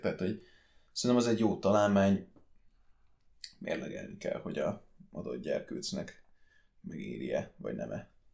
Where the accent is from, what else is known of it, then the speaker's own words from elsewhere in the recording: Sopron, Győr-Moson-Sopron, Hungary; also born or lived in Austria; révén annak, hogy Soproni vagyok